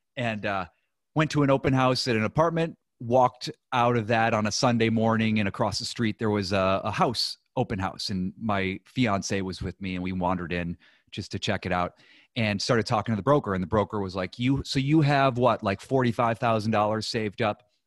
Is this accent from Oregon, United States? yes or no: no; Ohio, United States; moved away as an adult; also born or lived in New York; I grew up in Ohio